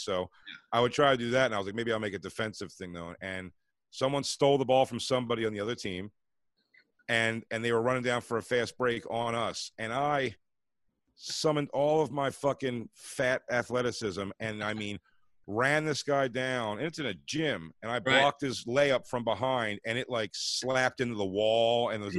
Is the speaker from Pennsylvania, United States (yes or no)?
yes; Philadelphia, Pennsylvania, United States; Me and Kev come from Philly.